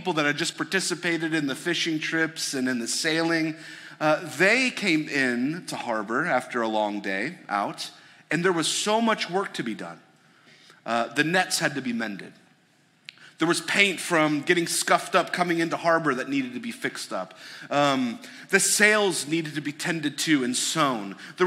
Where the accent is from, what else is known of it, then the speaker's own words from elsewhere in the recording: suburb north of Detroit, Michigan, United States; I grew up in Michigan. I grew up in a suburb north of Detroit